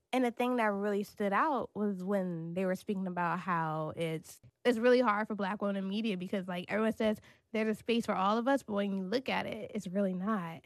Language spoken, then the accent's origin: English; Maryland, United States; now in New York City, United States; I grew up in Maryland